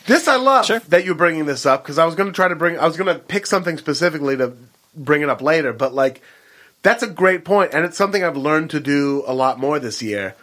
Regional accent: Beaverton, Oregon, United States; I'm from Beaverton, Oregon.

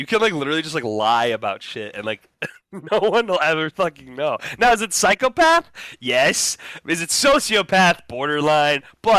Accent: Midwest, United States; growing up in the Midwest.

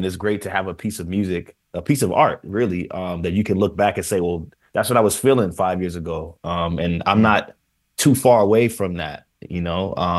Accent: Jamaica; The food here is, as a Jamaican man, it's really hard to find a real good beef patty.

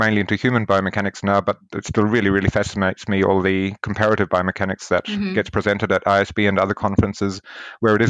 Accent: New Zealand; I grew up in New Zealand, and I was very close to both the beaches

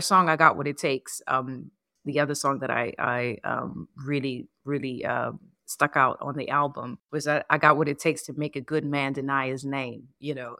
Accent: New Orleans, Louisiana, United States; moved away; also born or lived in New York; the music of my hometown

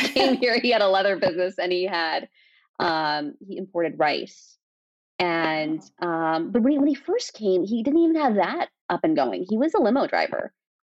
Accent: Torrance, California, United States; English is a second language; also born or lived in Pakistan; I was 3, we had moved to Torrance, which is, my parents found comfort there

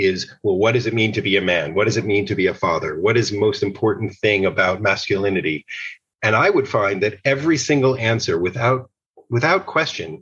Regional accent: outside of New York City, United States; I grew up outside of New York City.

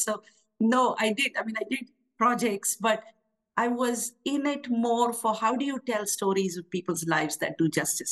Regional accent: Pune, Maharashtra, India; moved away as an adult; also born or lived in Ahmedabad; now in Washington, D.C., United States; I grew up in Pune

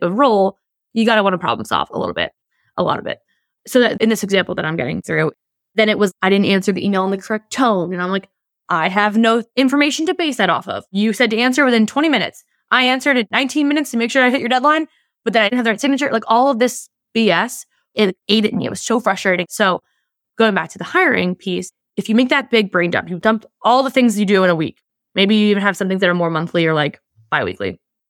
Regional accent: New Jersey, United States; I'm from New Jersey. I'm passionate. We love to use language.

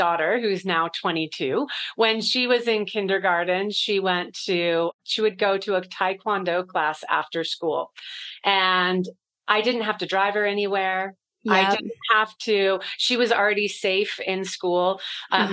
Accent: California, United States; now in Denver, United States; I live here in Denver, Colorado. I'm originally from California

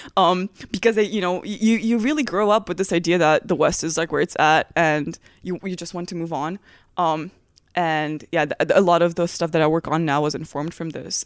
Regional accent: Transylvania, Romania; English is a second language; moved away as an adult; now in United States; I'm from Transylvania, Romania

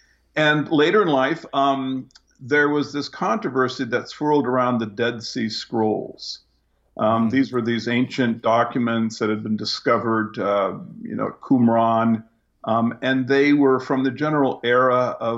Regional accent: Japan; I grew up in Japan. My family was one of the first non-military families in the country after the war.

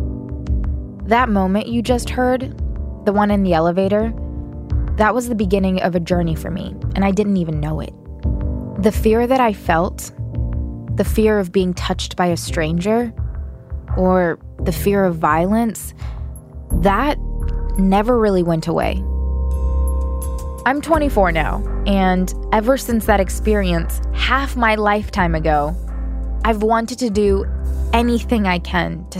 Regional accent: United States; I'm from America.

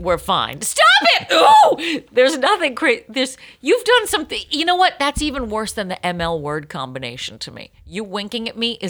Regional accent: Ireland; Lucky for you, I'm Irish, and I don't really have that much to take care of.

